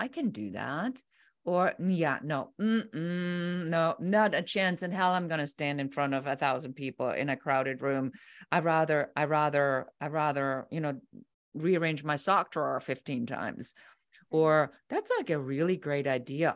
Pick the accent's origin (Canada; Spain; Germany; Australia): Germany; moved away as an adult; now in United States; I'm originally from Germany